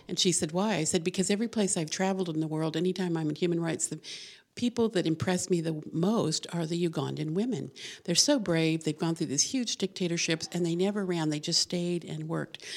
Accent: Albuquerque, New Mexico, United States; moved away; New Mexico. I was born in Albuquerque.

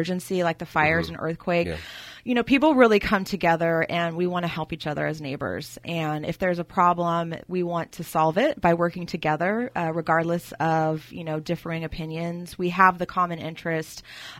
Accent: Stockton, California, United States; moved away as an adult; also born or lived in San Luis Obispo / Los Angeles; I am from Stockton, born and raised.

